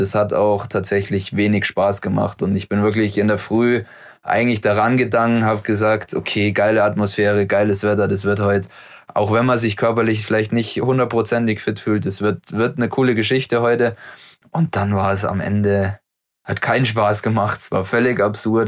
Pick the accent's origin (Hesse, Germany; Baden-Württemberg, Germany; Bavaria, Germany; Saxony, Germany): Bavaria, Germany; Murnau; moved away as an adult; now in Oberhof, Germany; Heimat ist definitiv immer noch Murnau